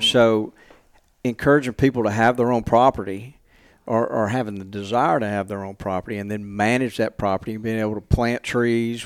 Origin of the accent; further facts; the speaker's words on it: Montgomery, Alabama, United States; moved away as an adult; now in Mississippi, United States; I grew up in Montgomery. So I'm, I'm from Alabama